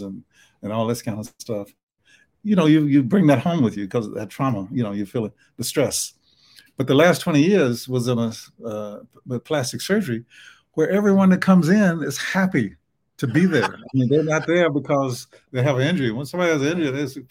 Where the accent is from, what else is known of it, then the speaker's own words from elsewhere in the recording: the South, United States; accent: Southern; my Southern accent